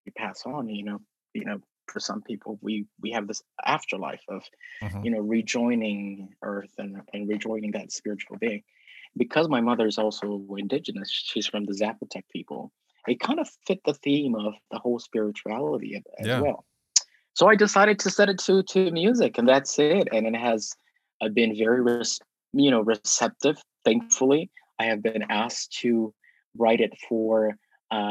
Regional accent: Southern California, United States; moved away; I'm from Southern California

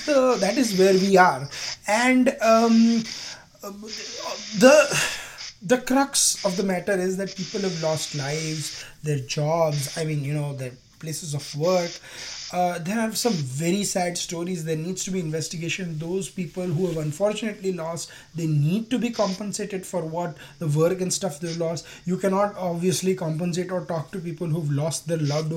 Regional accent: Gujarat, India; my home state of Gujarat.

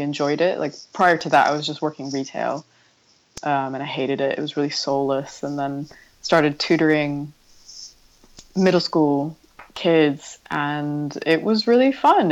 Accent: San Diego, California, United States; moved away as an adult; also born or lived in Berkeley, California; now in London, United Kingdom; I grew up in San Diego, in California

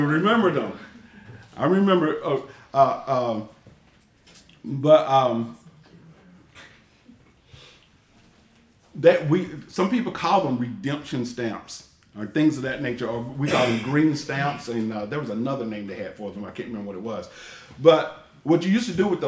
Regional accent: Knoxville, Tennessee, United States; I'm from Knoxville, Tennessee, and Knoxville was down in Westtown

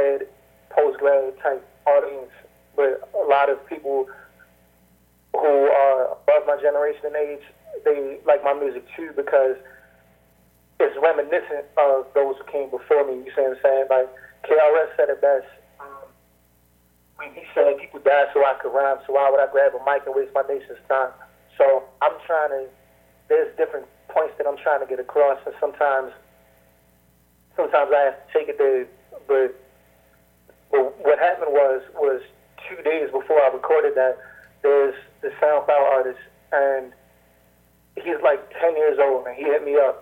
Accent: East Coast, United States; I'm from the East Coast

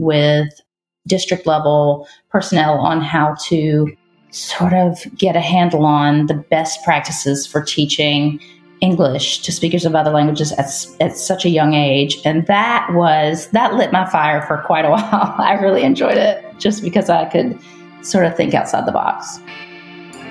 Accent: Richmond, Virginia, United States; I grew up in the Richmond area outside of Richmond, Virginia

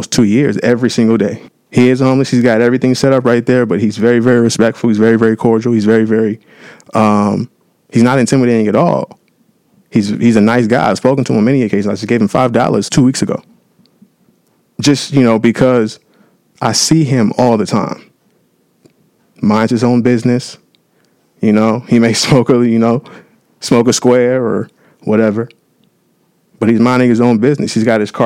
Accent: San Diego, California, United States; now in Los Angeles, United States; I'm born and raised down in San Diego, California

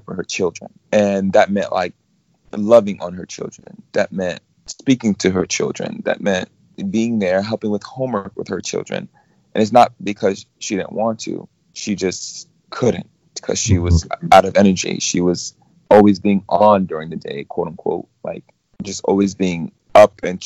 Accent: New York City, New York, United States; moved away as an adult; now in California, United States; I'm from Brooklyn, New York. I moved to California around maybe 5 or 6 years ago

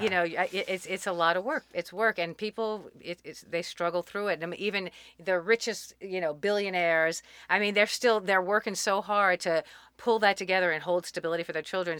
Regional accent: New Orleans, Louisiana, United States; moved away as an adult; also born or lived in Boulder / Germany / San Francisco / Mexico; I grew up in New Orleans, and then I joined the Army after graduating from college

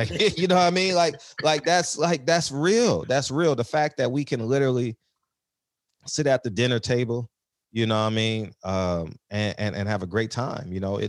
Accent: New York, United States; born there; You know, I was born in New York, so I'm a Mike Tyson guy.

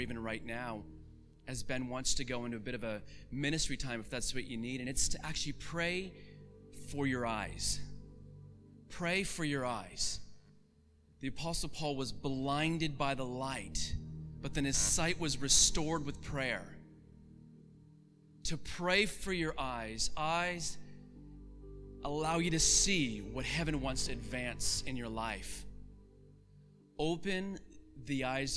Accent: Canada; I'm from Canada, and so the idea of snow for me is not that exciting. I've had a lot of snow in my lifetime

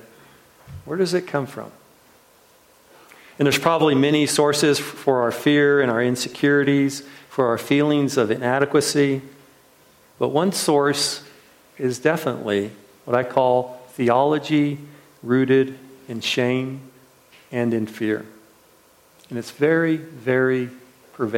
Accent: Washington, United States; I can remember it as a little kid in Washington State where they grow all these apples

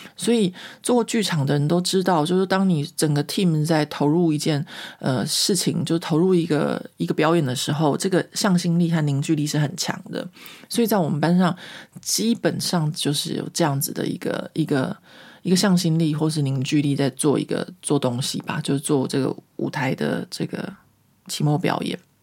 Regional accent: Taiwan; moved away as an adult; now in France; 我不再觉得我是中国人，我觉得我是台湾人

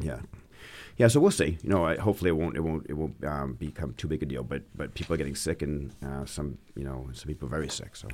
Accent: Auburn, Maine, United States; my wife and I grew up in Auburn, Maine

